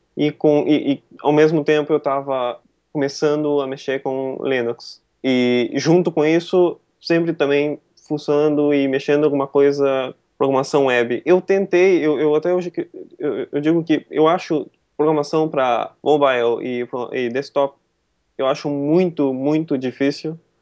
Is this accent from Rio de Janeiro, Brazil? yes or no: no; Joinville, Santa Catarina, Brazil; eu sou de Joinville, né? Eu estou aqui agora, eu nasci aqui.